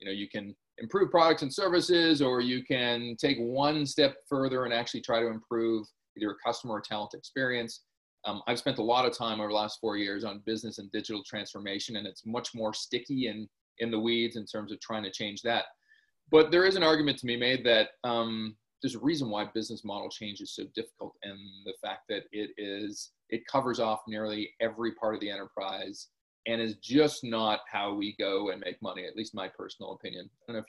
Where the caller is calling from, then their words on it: Toronto, Ontario, Canada; I'm dialing in from Toronto